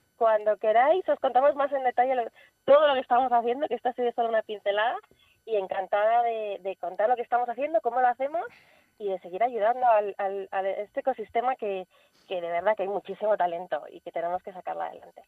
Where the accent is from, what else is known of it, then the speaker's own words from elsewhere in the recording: Spain; nuestro propio país